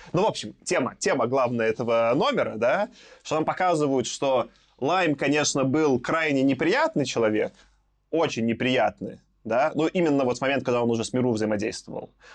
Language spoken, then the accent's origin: Russian; Belarus; как белорус